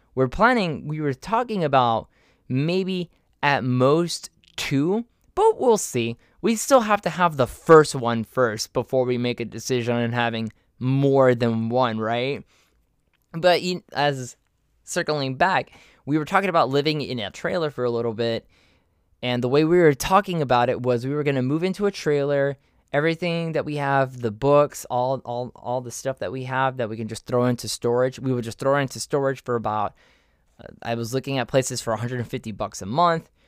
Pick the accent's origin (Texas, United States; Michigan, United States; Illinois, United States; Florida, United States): Florida, United States; Miami; also born or lived in Orlando; I moved to from Miami to Orlando, and I went and I did college there